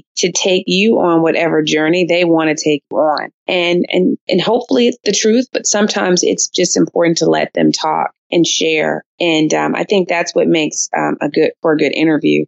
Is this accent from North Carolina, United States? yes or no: yes; Durham, North Carolina, United States; my hometown in Durham, North Carolina